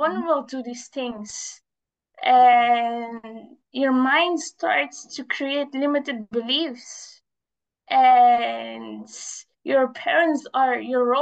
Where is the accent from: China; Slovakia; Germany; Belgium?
Belgium; I am born in Belgium. I'm from Belgium